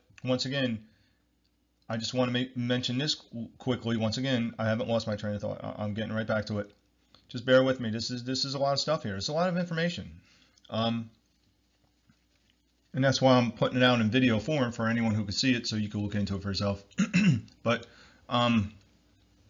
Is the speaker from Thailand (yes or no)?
no; New Jersey, United States; I'm from New Jersey, United States